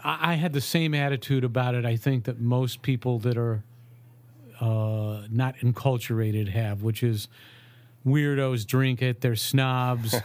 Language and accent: English; Ohio, United States; I grew up in Ohio